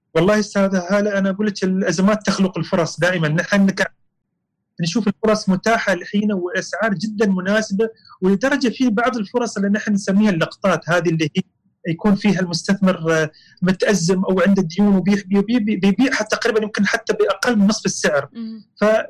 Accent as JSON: {"language": "Arabic", "country": "United Arab Emirates", "said": "الجماعه عندنا الاماراتيين"}